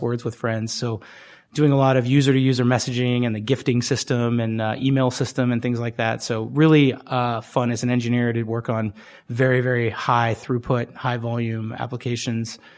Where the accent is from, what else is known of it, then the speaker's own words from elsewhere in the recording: Bay Area, California, United States; I grew up in the Bay Area